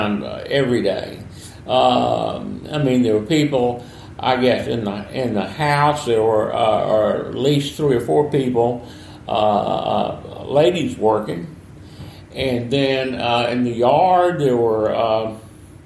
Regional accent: Sicily Island, Louisiana, United States; also born or lived in Monroe, Louisiana; We lived in Sicily Island until I was about 4 years old

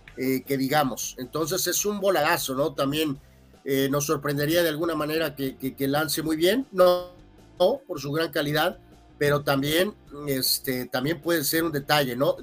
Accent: Mexico; nosotros como mexicanos

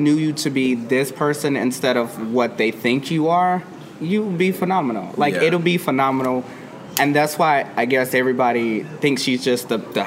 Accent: Houston, Texas, United States; moved away as an adult; also born or lived in South Carolina; now in Los Angeles, United States; I'm originally from South Carolina, but I will say Houston, because that's where I was raised

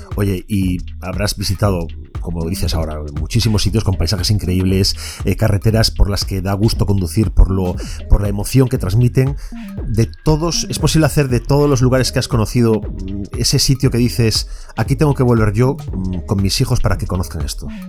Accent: Vigo, Galicia, Spain; a los que somos de Vigo

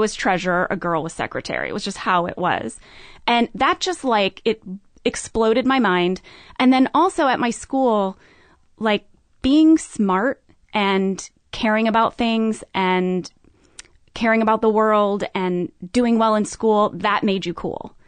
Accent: St. Louis, Missouri, United States; I grew up in Saint Louis, Missouri.

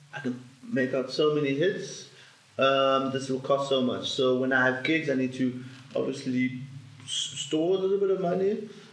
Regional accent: South Africa; as a South African

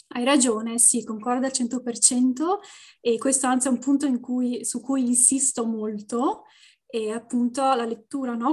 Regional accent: Venice, Veneto, Italy; moved away as an adult; also born or lived in Brussels, Belgium / Canada; now in Ottawa area, Canada; sono originaria di Venezia, della città di Venezia

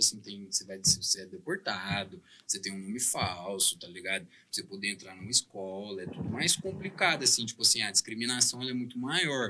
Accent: Uberlândia, Minas Gerais, Brazil; also born or lived in Belgium; eu sou daqui do Berlândia

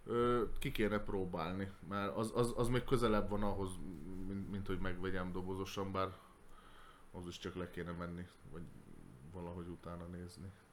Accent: Hungary; magyarok vagyunk

